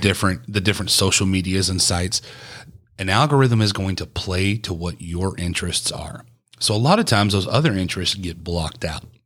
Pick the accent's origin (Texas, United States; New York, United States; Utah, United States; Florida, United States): Texas, United States; East; the melting pot I grew up listening to in East Texas was obviously country music, because it's Texas